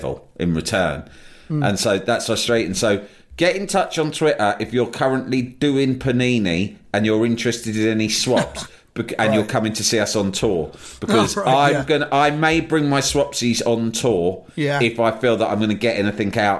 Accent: London, United Kingdom; As a Londoner

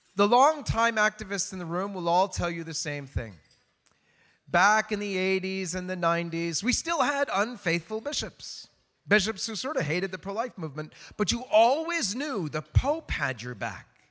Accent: Canada; in Canada, my home country

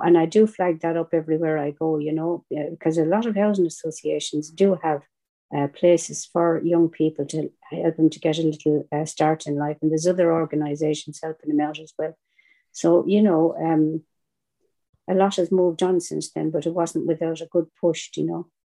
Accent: Ireland; accent: Irish; with an accent like mine, I am Irish.

